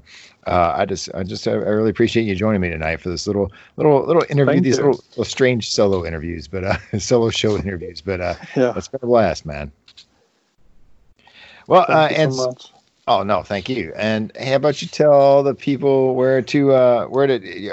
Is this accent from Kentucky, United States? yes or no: yes; Kentucky, United States; accent: Kentucky; my Kentucky accent